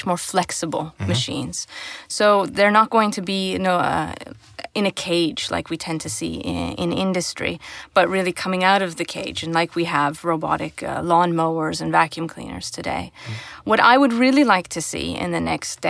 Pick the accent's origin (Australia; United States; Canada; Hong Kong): Canada; growing up in Canada